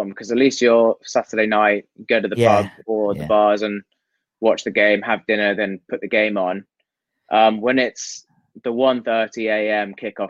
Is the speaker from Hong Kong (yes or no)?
yes; Hong Kong; born or raised there